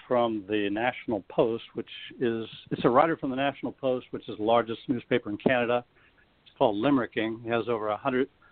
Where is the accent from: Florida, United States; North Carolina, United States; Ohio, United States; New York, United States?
Florida, United States; as a child growing up in Florida